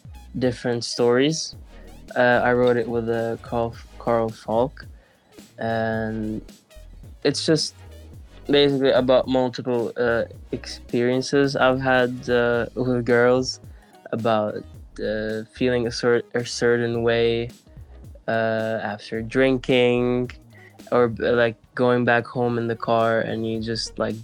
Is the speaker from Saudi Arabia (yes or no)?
no; Lebanon; moved away; also born or lived in Kuwait / Oslo / Stockholm; where I grew up in Lebanon